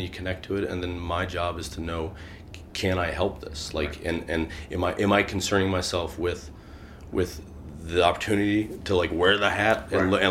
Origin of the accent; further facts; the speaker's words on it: Midwest, United States; as a Midwesterner